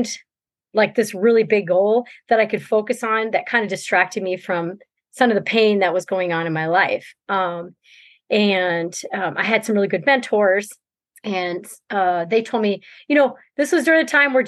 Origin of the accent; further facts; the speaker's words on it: New Brunswick, Canada; moved away as an adult; now in Minnesota, United States; I'm from Canada, New Brunswick, Canada